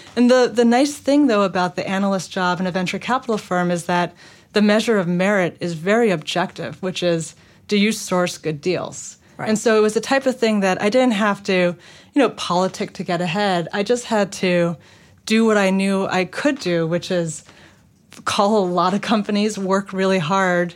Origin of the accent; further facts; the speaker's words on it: New York City, New York, United States; moved away as an adult; I grew up in Manhattan